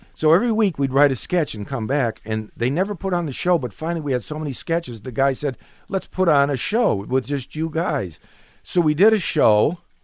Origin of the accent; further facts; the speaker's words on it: Cleveland, Ohio, United States; moved away; I'm from Cleveland, Ohio